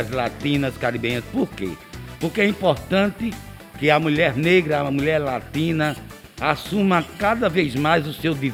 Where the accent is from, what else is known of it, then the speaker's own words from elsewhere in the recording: Alagoas, Brazil; born there; now in Recife, Brazil; eu, eu, eu não nasci no Recife, eu nasci em Alagoas.